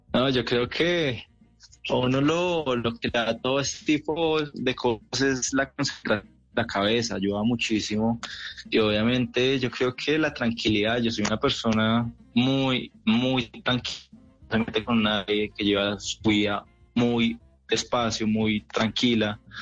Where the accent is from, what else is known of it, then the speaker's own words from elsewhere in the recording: Colombia; Soy el mejor colombiano de la historia